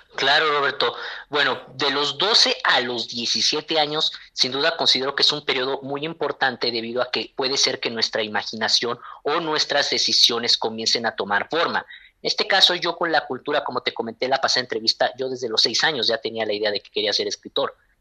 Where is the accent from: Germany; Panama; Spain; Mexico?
Mexico